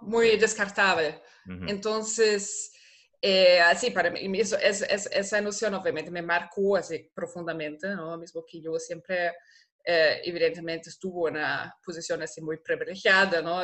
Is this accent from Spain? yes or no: no; Germany; Spanish is a second language; moved away as an adult; also born or lived in Costa Rica; now in Rio de Janeiro, Brazil; Yo soy alemana